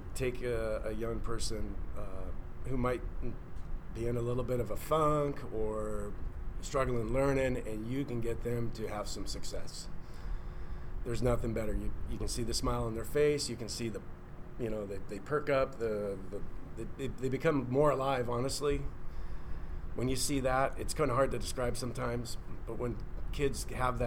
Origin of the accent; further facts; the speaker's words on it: Milton, Washington, United States; My background is I grew up in Milton, Washington, and I'm a product of the Fife School District.